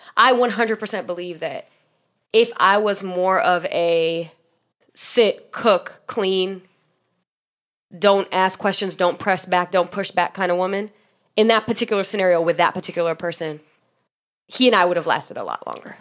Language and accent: English; Miami, Florida, United States; I grew up in Miami